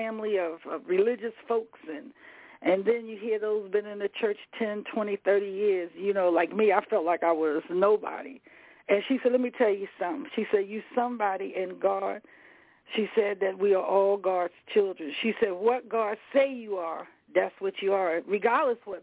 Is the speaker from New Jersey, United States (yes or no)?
no; Baltimore, Maryland, United States; I'm a street girl. I'm from East Side here in Baltimore